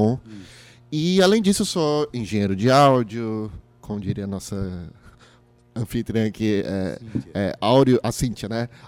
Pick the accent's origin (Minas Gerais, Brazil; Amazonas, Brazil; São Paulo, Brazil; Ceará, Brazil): Ceará, Brazil; Fortaleza; Pronto, Fortaleza.